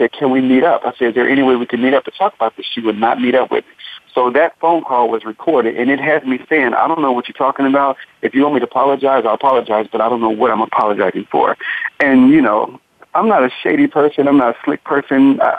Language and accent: English; Cincinnati, Ohio, United States; Cincinnati, Ohio.